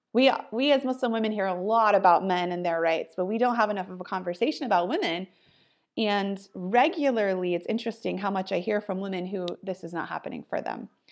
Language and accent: English; Ohio, United States; now in California, United States; I am born and raised in Ohio, so I'm a Midwest girl and living in California